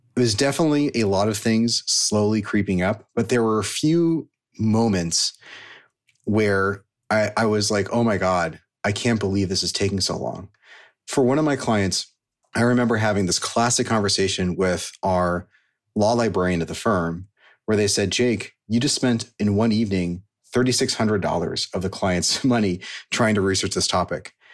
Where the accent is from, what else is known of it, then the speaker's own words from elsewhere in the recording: Silicon Valley, California, United States; I grew up in Silicon Valley